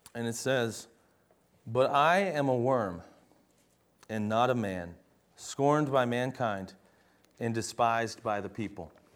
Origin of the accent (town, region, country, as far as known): United States